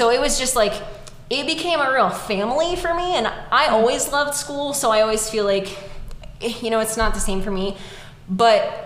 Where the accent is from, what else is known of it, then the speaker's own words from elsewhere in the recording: Northern California, United States; I grew up in Northern California.